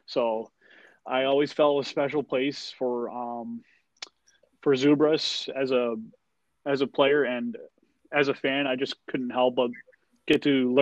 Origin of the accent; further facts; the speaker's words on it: Massachusetts, United States; Jay Pandolfo's from my home state, and a few years later, Dainius Zubrus, who's from Lithuania, my paternal grandfather's family came from Lithuania, from Kaunas and Vilnius